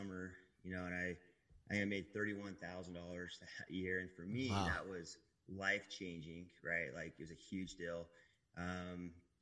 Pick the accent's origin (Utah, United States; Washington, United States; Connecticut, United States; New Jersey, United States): Utah, United States; Manti; I grew up in Utah, a little town called Manti.